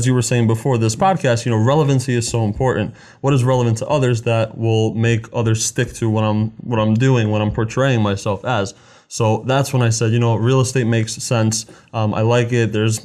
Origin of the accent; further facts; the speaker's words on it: New Jersey, United States; I was born in New Jersey, first born in my family, as we're all from Slovakia and back in Europe